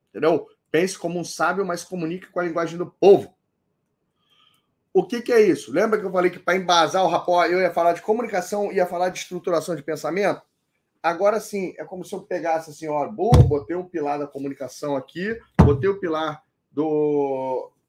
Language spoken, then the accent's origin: Portuguese; Belém, Pará, Brazil; eu nasci em Belém do Pará. Eu nasci no norte do, do Brasil, eu sou paraense.